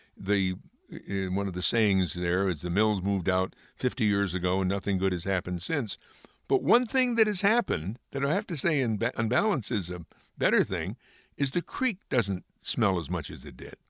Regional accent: Amsterdam, New York, United States; some of the people that I've met who are from Amsterdam, which is my hometown

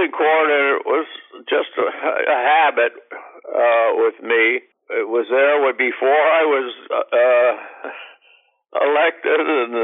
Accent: Hazleton, Pennsylvania, United States; moved away; also born or lived in DuBois, Pennsylvania / Tamaqua, Pennsylvania / Johnstown; I grew up basically in Hazleton. That's where I went to school

